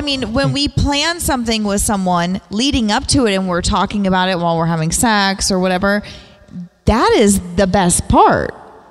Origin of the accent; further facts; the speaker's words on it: the South, United States; I was born and raised in the South, even though you can't tell because I've lived away from home for so long.